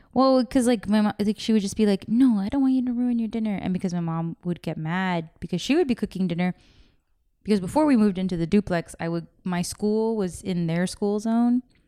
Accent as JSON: {"language": "English", "region": "California", "country": "United States", "tie": "born or raised there", "said": "I was born here in California"}